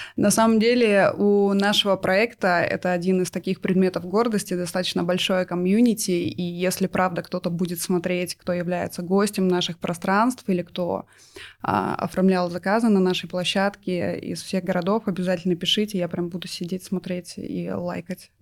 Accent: Novosibirsk, Novosibirsk Oblast, Russia; я из Новосибирска мы с мужем оттуда

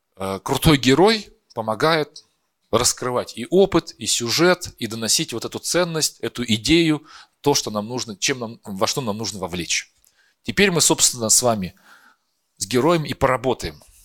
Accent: Perm, Perm Krai, Russia; moved away as an adult; also born or lived in Moscow; я сам из Перми, я учился в театральном, э, потом приехал в Москву

